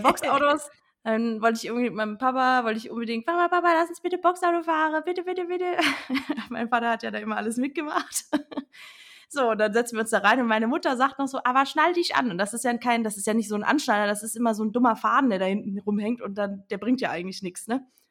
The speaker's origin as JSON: {"language": "German", "region": "Rhineland-Palatinate", "country": "Germany", "accent": "Palatinate dialect (Pfälzisch)"}